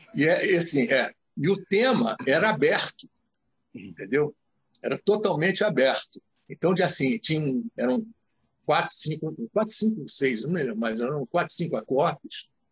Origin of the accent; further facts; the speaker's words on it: Rio de Janeiro, Brazil; sou criado, nascido e criado na Muda da Tijuca.